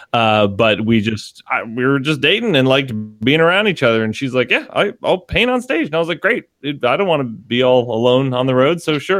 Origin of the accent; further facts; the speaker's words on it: Connecticut, United States; we are from Connecticut